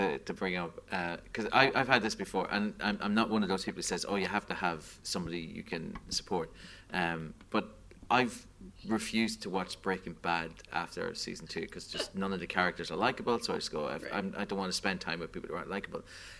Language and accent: English; Australia; I'm from Australia.